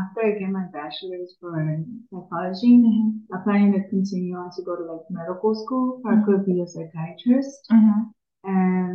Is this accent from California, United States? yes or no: yes; Oxnard, California, United States; now in Los Angeles, United States; I'm from Oxnard